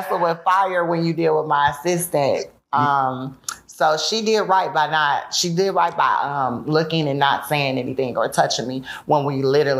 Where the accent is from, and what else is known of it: Chicago, Illinois, United States; born or raised there